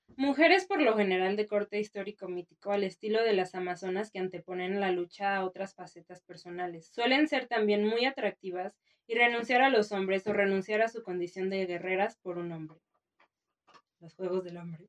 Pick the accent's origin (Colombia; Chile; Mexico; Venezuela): Mexico; como mexicana